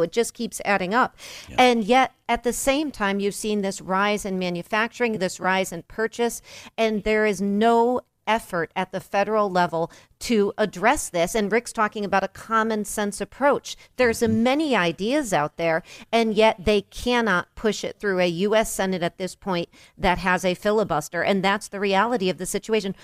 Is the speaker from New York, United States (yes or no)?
yes; New York, United States; as a New Yorker